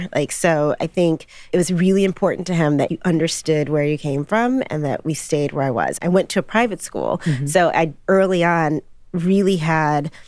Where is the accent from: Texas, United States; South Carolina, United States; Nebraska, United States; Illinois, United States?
Illinois, United States; Chicago; also born or lived in Michigan; This all began on the south side of Chicago, you know, with my mom and dad